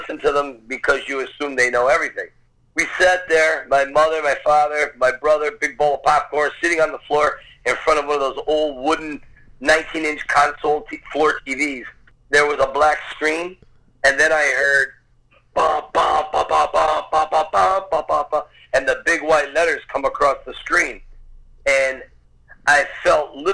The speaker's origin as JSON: {"language": "English", "town": "Scranton", "region": "Pennsylvania", "country": "United States", "tie": "born or raised there", "said": "I was actually born and raised in a little town north of Philadelphia called Scranton, Pennsylvania."}